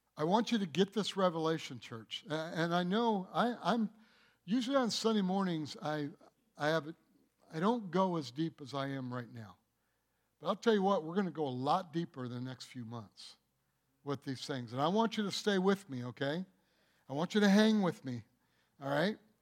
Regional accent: Michigan, United States; I'm from Michigan

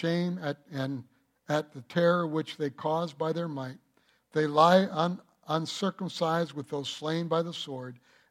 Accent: United States; I'm not from Germany. I'm from the United States of America, of German descent

